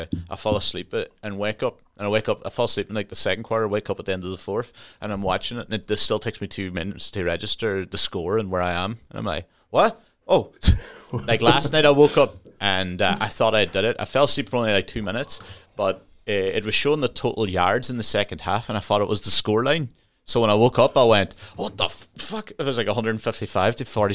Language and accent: English; Ireland; now in United Kingdom; we're Irish